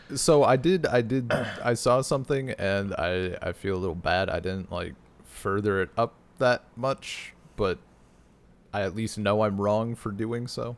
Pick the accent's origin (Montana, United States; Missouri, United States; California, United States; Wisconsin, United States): Wisconsin, United States; my area of Wisconsin